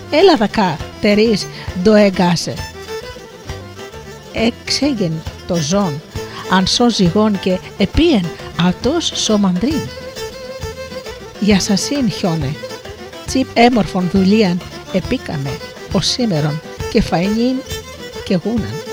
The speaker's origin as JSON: {"language": "Greek", "town": "Missolonghi", "region": "West Greece", "country": "Greece", "said": "κατάγομαι από το Μεσολόγιο"}